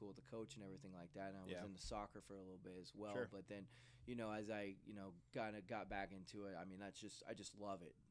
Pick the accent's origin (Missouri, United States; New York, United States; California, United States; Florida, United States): California, United States; Modesto; my hometown of Modesto, because that's where I grew up